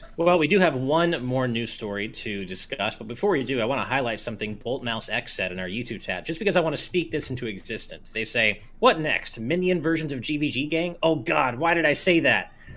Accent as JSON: {"language": "English", "country": "United States", "said": "as an American"}